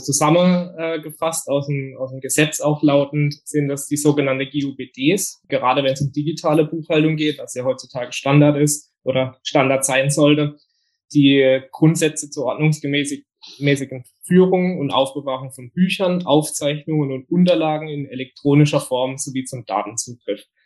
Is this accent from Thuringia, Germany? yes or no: no; Bietigheim, Baden-Württemberg, Germany; komme aus dem Biedigheim nahe Karlsruhe